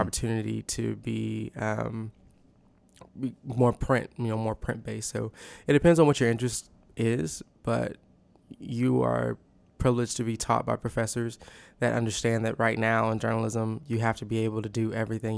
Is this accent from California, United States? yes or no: no; The Woodlands, Texas, United States; moved away as an adult; now in Waco, United States; I am from the Woodlands, Texas